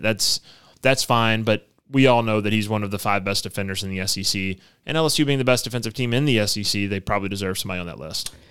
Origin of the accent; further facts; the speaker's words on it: Baton Rouge, Louisiana, United States; I grew up in Baton Rouge.